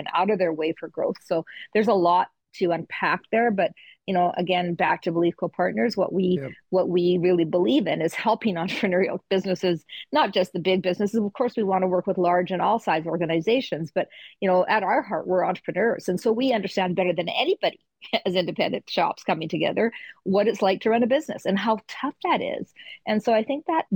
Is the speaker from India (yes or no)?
no; Canada; we're Canadian